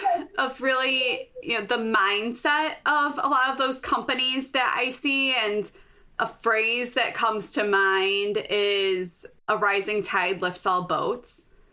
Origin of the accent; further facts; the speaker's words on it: Chicago, Illinois, United States; accent: Chicago; My Chicago accent.